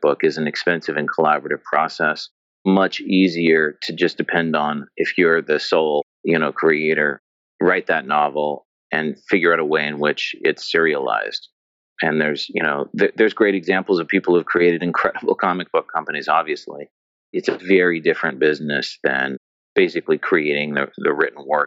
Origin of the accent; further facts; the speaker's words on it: United States; as an American kid